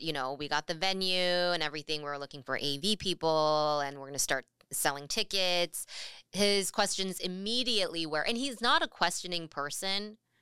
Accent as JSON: {"language": "English", "region": "California", "country": "United States", "tie": "born or raised there", "moved": "as an adult", "lives_now": "Seattle, United States", "said": "possibly make it back to California"}